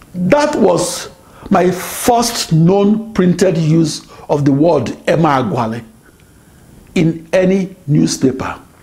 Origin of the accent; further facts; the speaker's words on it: Onitsha, Anambra, Nigeria; now in United States; my hometown of Onitsha